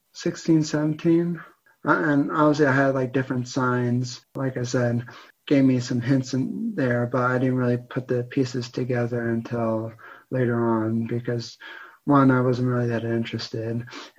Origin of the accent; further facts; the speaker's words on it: Pennsylvania, United States; also born or lived in New Jersey; I was born in New Jersey, but then I moved to Pennsylvania around 2001, 2002.